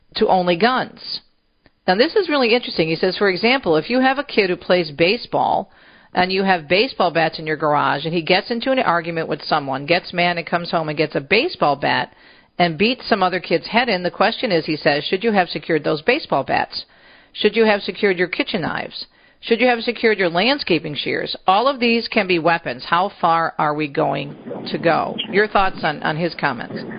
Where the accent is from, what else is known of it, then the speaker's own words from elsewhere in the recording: Michigan, United States; my home state of Michigan